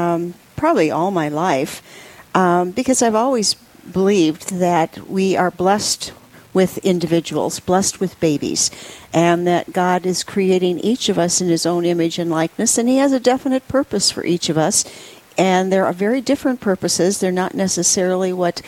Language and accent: English; Wisconsin, United States; moved away as an adult; now in South Dakota, United States; I was originally born and raised in Wisconsin and got my education there. Moved to South Dakota in 1970 with my husband